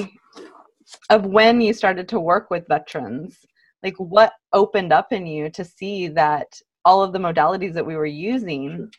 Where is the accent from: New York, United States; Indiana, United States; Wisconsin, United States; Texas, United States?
Texas, United States; San Antonio; moved away; also born or lived in Austin, Texas; I grew up in San Antonio and then went to school in Austin.